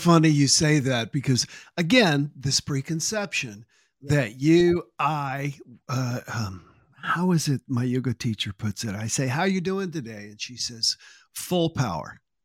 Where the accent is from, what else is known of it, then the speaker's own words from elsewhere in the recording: Columbia, South Carolina, United States; also born or lived in Manning, South Carolina; I was born in Manning, South Carolina, and grew up in Columbia, South Carolina.